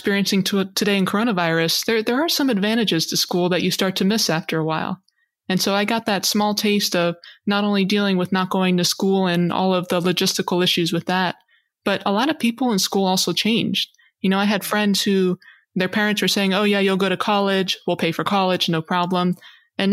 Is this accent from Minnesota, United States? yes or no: no; Hawaii, United States; I was born and raised in Hawaii